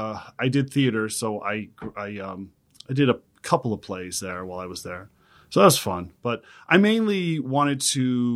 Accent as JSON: {"language": "English", "region": "Texas", "country": "United States", "tie": "born or raised there", "lives_now": "West Hollywood, United States", "said": "Texas originally."}